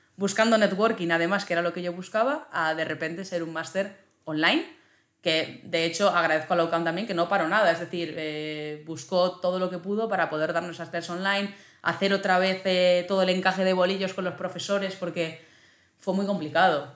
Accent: Zaragoza, Aragon, Spain; also born or lived in Huesca; yo soy de Zaragoza

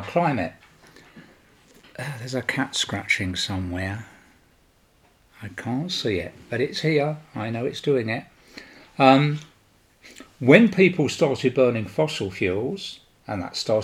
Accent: London, United Kingdom; now in Sweden; I was born and raised in London, as my accent portrays to you

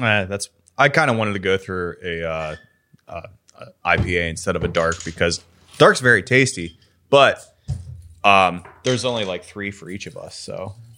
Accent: Pittsburgh, Pennsylvania, United States; you were a kid, like, in Pittsburgh.

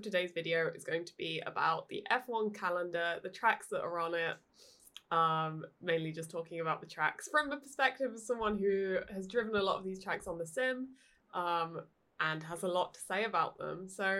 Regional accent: United Kingdom; Being British, it's my home track.

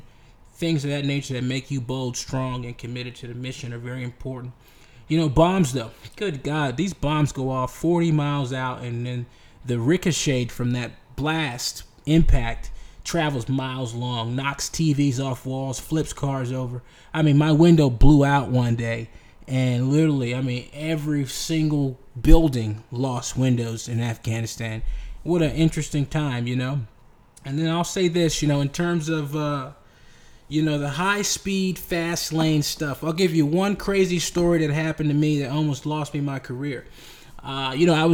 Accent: United States; I'm an American

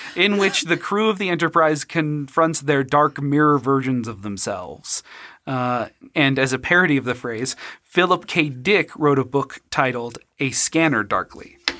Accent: Utah, United States; when you lose your faith and just get disowned and disfellowshipped by Mormonism in, growing up in Utah

